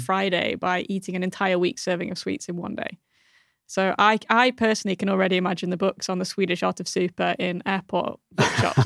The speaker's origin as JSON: {"language": "English", "country": "United Kingdom", "moved": "yes", "lives_now": "Malmö, Sweden", "said": "As a Brit"}